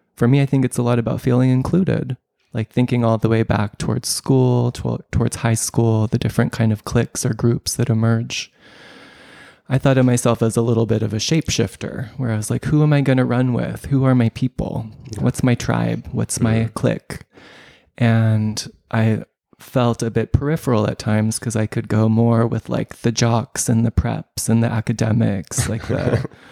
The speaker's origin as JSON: {"language": "English", "country": "United States", "moved": "yes", "said": "I'm a expat. I'm a Westerner. I'm an American"}